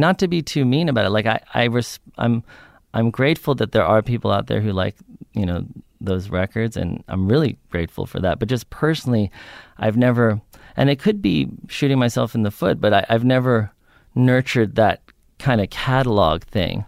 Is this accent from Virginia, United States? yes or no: no; New York, United States; I grew up in New York on the Upper West Side